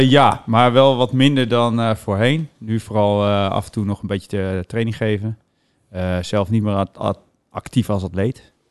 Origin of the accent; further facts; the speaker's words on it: Woerden, Utrecht, Netherlands; also born or lived in Delft; ik was één toen, eh, toen ik hier kwam wonen met mijn